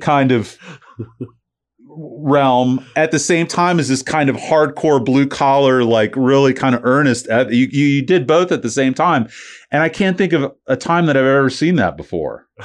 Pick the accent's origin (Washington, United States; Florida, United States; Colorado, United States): Florida, United States; St. Petersburg; I grew up in Saint Pete.